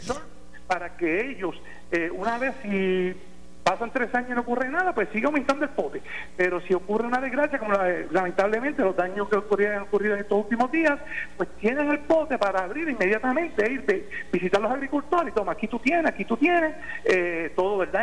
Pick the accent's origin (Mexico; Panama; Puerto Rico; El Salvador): Puerto Rico; Adjuntas; mi pueblo de Ajuntas